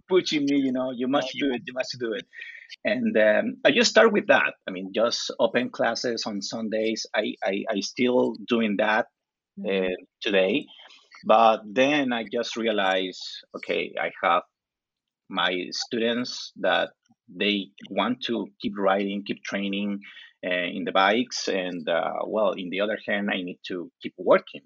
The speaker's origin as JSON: {"language": "English", "country": "Chile", "tie": "born or raised there", "second_language": "English", "said": "I live in the coast of Chile. It's like two hours driving from Santiago."}